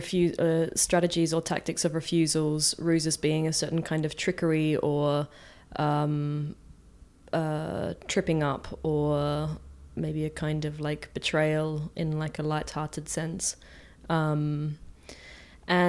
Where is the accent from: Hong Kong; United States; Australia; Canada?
Australia; Adelaide, South Australia; moved away as an adult; also born or lived in Rotterdam, Netherlands; now in Marseille, France; I am an artist from Adelaide, and I'm currently living in Marseille